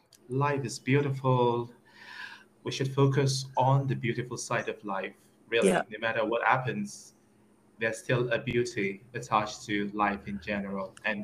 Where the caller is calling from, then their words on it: Nigeria; Okay, I'm talking to you from Nigeria. I'm like on the other side of the world.